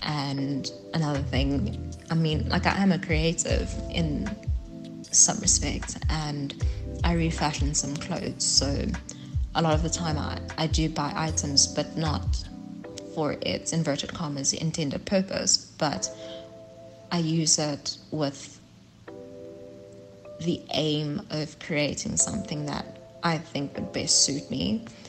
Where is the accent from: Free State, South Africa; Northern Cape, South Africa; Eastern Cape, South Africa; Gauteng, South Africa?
Gauteng, South Africa; Johannesburg; now in Pretoria, South Africa; I'm originally from Johannesburg, but I'm currently residing in Pretoria, and I have been for quite some time.